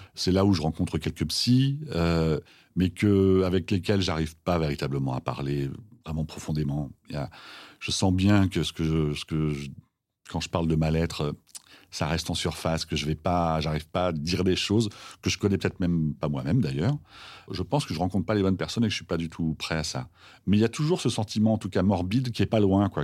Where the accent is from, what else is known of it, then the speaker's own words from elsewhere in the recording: Villers-Cotterêts, Hauts-de-France, France; Je viens de Picardie, dans l'Aisne, 02, Villers-Cotterêts